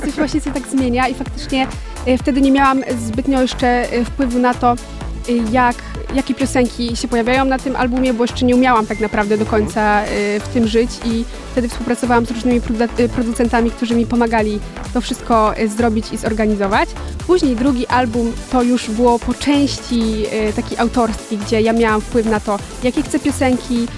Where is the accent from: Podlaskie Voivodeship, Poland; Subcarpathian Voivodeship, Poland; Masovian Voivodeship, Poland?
Subcarpathian Voivodeship, Poland; Podkarpacie; u mnie na Podkarpaciu, gdzie jestem z małej wioski, chodzę do małego liceum